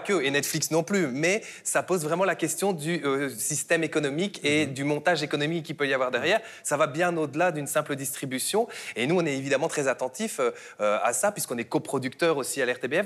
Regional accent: Belgium; je viens de Belgique

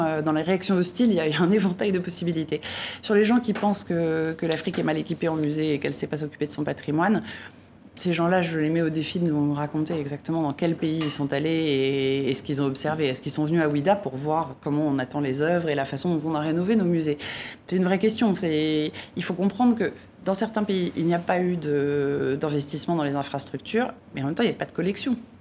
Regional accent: France; en tant que Français

